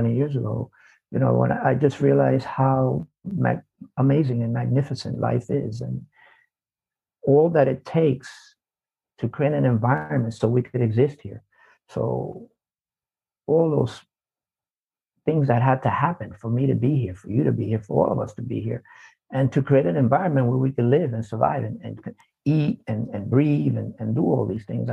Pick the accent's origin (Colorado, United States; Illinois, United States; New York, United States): New York, United States; New York City; I was born in the South Bronx. So I grew up in an environment where it's kind of like dog eat dog